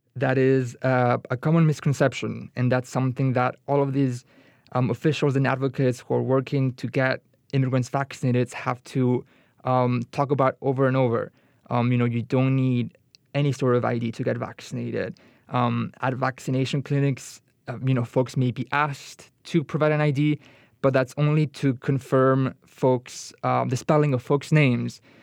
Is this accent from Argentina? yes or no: yes; Argentina; now in United States; I'm from Argentina